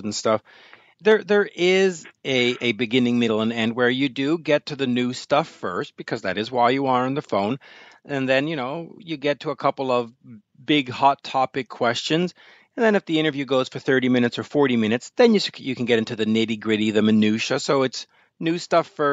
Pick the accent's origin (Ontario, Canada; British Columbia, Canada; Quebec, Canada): Quebec, Canada; Montreal; my hometown of Montreal